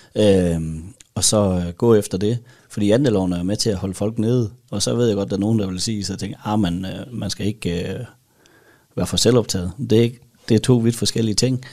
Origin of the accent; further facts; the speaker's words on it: Denmark; som dansker